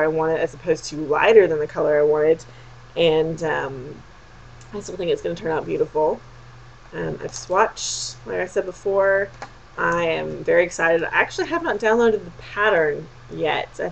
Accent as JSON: {"language": "English", "region": "Texas", "country": "United States", "said": "I'm from Texas."}